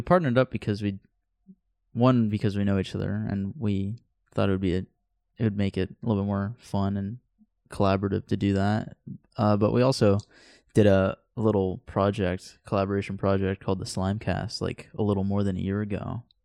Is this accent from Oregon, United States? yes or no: yes; Central Point, Oregon, United States; also born or lived in Antioch, California / Rogue River, Oregon; We moved up here like a year after I was born, but what, it wasn't here in Central Point. It was like in Rogue River and then eventually really? we moved to uh, Central Point.